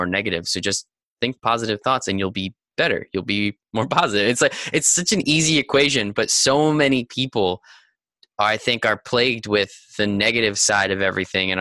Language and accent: English; New Jersey, United States; I grew up in New Jersey